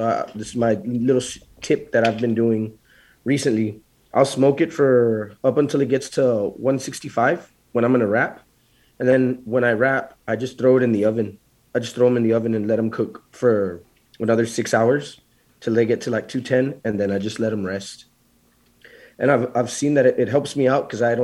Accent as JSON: {"language": "English", "town": "Laredo", "region": "Texas", "country": "United States", "said": "I'm from Laredo, so I'm about an hour and a half, 2.5 hours from San Antonio"}